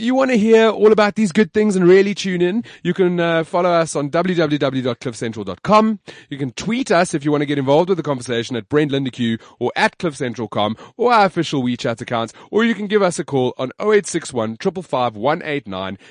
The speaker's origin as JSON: {"language": "English", "country": "South Africa", "said": "I'm proudly South African"}